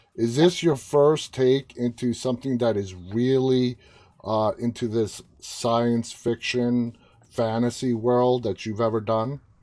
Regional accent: New York, United States; I'm from Queens

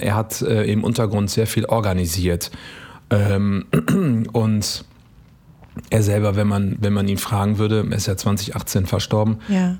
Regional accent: Eritrea; now in Germany; ich bin auch aus Eritrea

